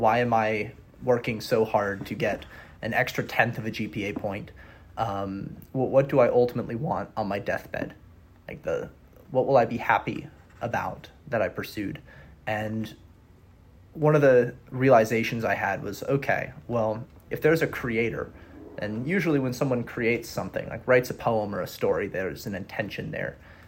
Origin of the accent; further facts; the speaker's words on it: Wisconsin, United States; also born or lived in Oregon / Georgia; I'm originally from Wisconsin. Spent most of my life in between Wisconsin, Oregon, and Georgia.